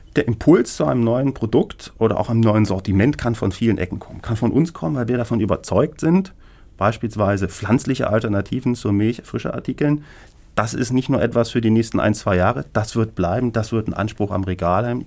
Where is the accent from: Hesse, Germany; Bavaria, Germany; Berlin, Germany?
Berlin, Germany; als geborener Berliner